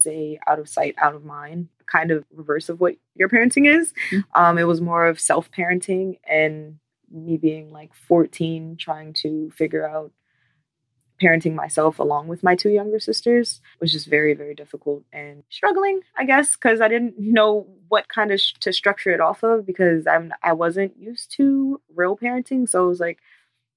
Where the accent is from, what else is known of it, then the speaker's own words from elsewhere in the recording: Baltimore, Maryland, United States; I am from Baltimore, Maryland.